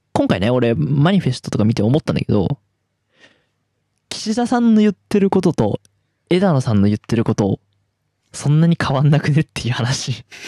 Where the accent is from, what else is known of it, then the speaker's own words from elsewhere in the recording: Tohoku, Japan; 私東北出身東北東北生まれ東北育ち